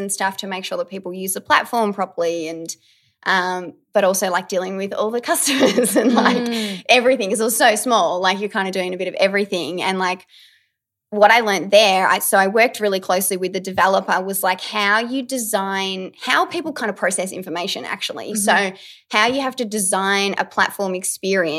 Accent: Deniliquin, New South Wales, Australia; now in Melbourne, Australia; I grew up in the country. I'm from Deniliquin

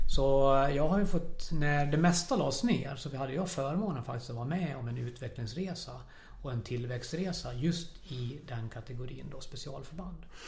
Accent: Falun, Dalarna County, Sweden; Jag är född och uppvuxen här i Falun

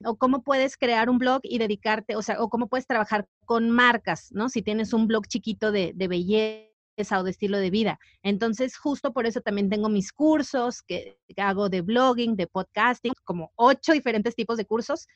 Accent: Mazatlán, Sinaloa, Mexico; moved away; yo soy de Mazatlán

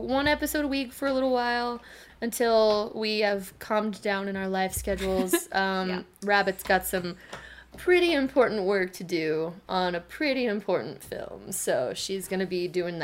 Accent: United States; I'm an American

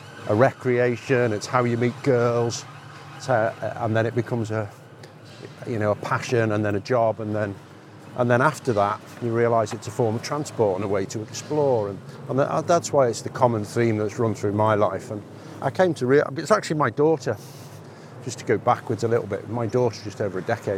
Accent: Wirral Peninsula, North West England, United Kingdom; I've lived on a beach all my life, so I'm from the Wirral Peninsula

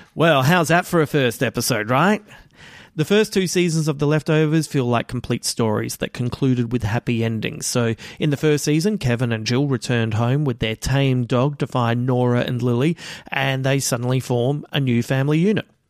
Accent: Adelaide, South Australia, Australia; my hometown of Adelaide

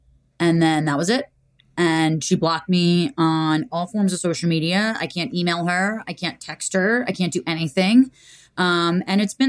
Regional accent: Montclair, New Jersey, United States; In the house I was born and raised

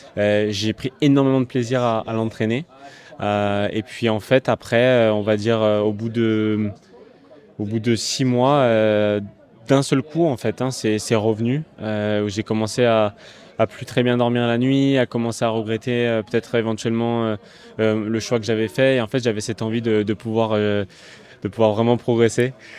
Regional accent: Bastia, Corsica, France; je suis né à Bastia, donc euh, évidemment je viens de Corse

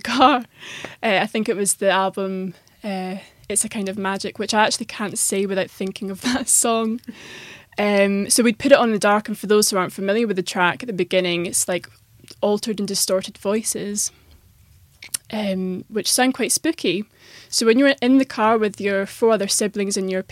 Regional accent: Cumbernauld, Scotland, United Kingdom; also born or lived in Perthshire / Glasgow / London; I grew up in Cumbernauld, not the most magical of places, but we lived there throughout my childhood until I was 10 years old

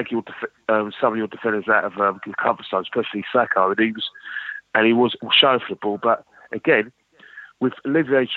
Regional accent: London, United Kingdom; I come from the streets of North London, I'm from Finsbury Park, Highbury sides

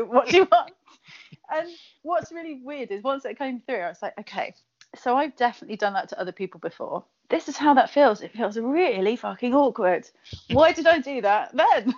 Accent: Kent, South East England, United Kingdom; accent: Kent; where I grew up in Kent, where the accent is harsher than a cheese grater

